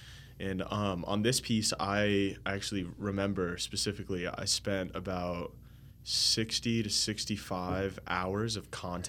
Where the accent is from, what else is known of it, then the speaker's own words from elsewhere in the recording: Florida, United States; I included the oranges because, you know, I'm from Florida